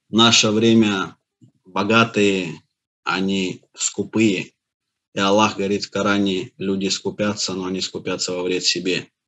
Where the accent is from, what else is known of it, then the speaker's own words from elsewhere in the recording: Azerbaijan; born there; Я родился в Азербайджане. Мой отец и мать жили в самом Баку.